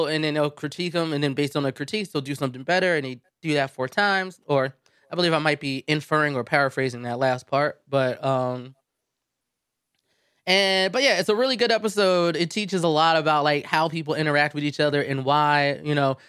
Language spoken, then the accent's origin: English; United States; I am an American